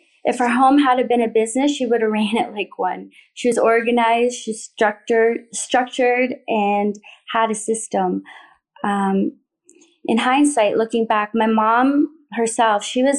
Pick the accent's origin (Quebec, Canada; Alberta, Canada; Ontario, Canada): Ontario, Canada; Thorold; We lived in a modest neighborhood in the small town of Thorold on the Niagara Peninsula.